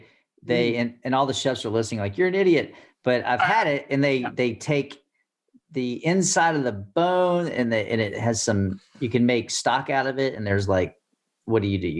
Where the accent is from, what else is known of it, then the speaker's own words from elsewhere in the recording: Louisiana, United States; we're from Louisiana